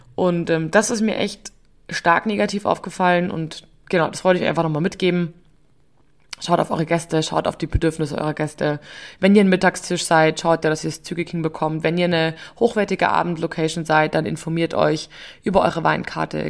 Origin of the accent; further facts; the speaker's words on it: Upper Bavaria, Germany; bei uns in Oberbayern